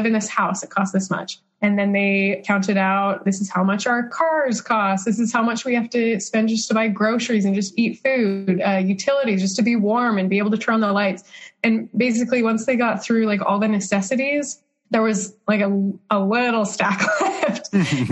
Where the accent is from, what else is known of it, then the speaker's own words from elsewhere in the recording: Utah, United States; also born or lived in Arizona; I grew up in Utah, went to Brigham Young University for my undergraduate